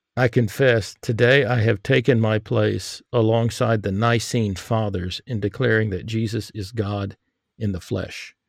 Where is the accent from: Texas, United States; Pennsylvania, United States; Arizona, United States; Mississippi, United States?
Texas, United States; I grew up in Texas